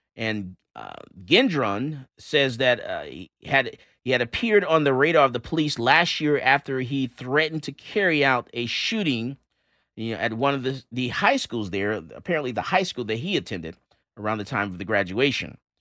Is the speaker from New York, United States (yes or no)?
no; Missouri, United States; I'm from Missouri. They show me state.